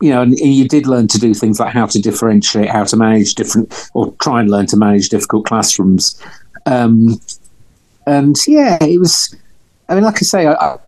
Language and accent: English; London, United Kingdom; moved away as an adult; also born or lived in Glasgow; I'm from North London.